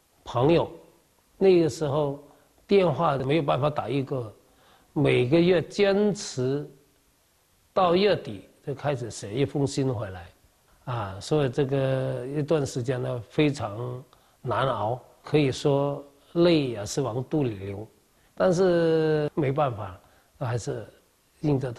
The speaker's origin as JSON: {"language": "Chinese", "town": "Kaiping", "region": "Guangdong", "country": "China", "tie": "born or raised there", "lives_now": "Peru", "said": "这是我们家乡的咸咸汤圆，啊，在我们岳山这里呢，这个我们开平呢，一般吃个汤圆就是冬至、大年三十这个早餐，我们一般都吃的。"}